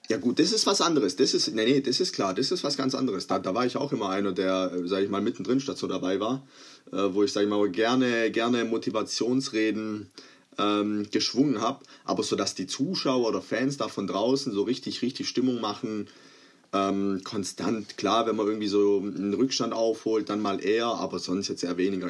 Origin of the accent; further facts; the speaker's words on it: Croatia; ich bin Kroate, es ist wahrscheinlich inzwischen auch äh, mal deutlich geworden